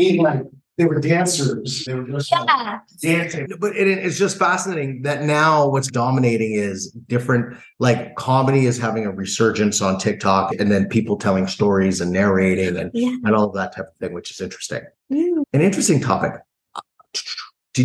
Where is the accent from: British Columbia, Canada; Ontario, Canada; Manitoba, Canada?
Ontario, Canada; Toronto; also born or lived in Los Angeles; I commute back and forth from Toronto, Ontario. So I'm Canadian. And I'm a child of Jamaican immigrants. So growing up with Jamaican parents